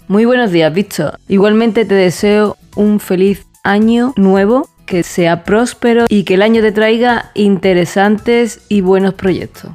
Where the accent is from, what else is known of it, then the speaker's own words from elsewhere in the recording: Andalusia, Spain; he dicho sen ya porque soy andaluza